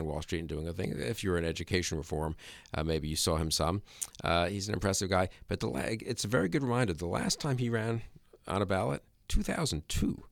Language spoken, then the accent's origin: English; New York, United States; I grew up in New York.